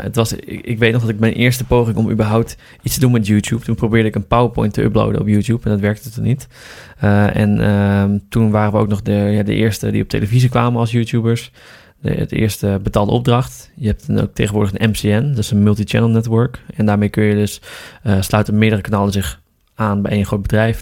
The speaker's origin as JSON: {"language": "Dutch", "town": "Appingedam", "region": "Groningen", "country": "Netherlands", "moved": "as an adult", "lives_now": "Amsterdam, Netherlands", "said": "Ik kom uit Groningen oorspronkelijk. Uit een, uit een stadje slash dorpje. Appingedam."}